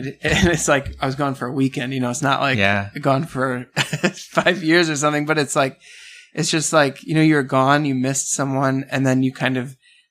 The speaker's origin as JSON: {"language": "English", "town": "Milwaukee", "region": "Wisconsin", "country": "United States", "tie": "born or raised there", "also_born_or_lived": "New Mexico / Minneapolis", "moved": "as an adult", "said": "I grew up in Milwaukee."}